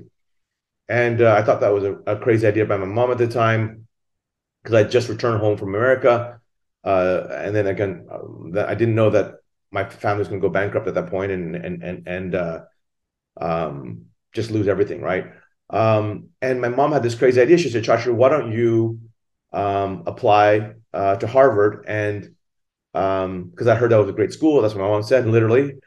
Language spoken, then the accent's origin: English; Thailand; now in Singapore; I'm originally from Thailand. My mother is Japanese and my father is Thai. I grew up in Thailand